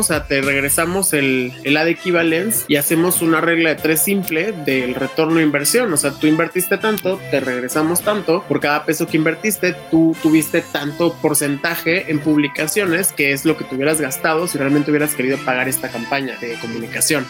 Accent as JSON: {"language": "Spanish", "town": "Mexicali", "region": "Baja California", "country": "Mexico", "said": "yo soy de Mexicali"}